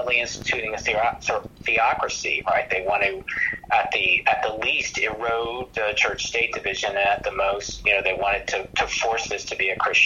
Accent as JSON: {"language": "English", "region": "Georgia", "country": "United States", "tie": "born or raised there", "said": "I grew up in Georgia."}